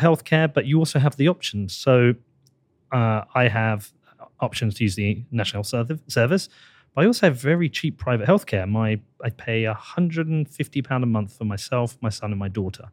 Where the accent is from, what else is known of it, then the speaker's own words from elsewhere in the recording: United Kingdom; I'm British